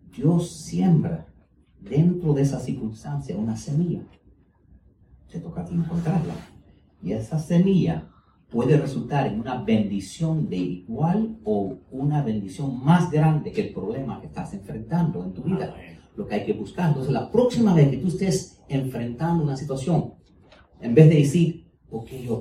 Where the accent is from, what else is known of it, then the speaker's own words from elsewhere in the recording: United States; Spanish is a second language; el español mío no es el mejor, yo soy americano, ¿ok? Y entonces eh, pero mis padres son cubanos, entonces tuve que aprender español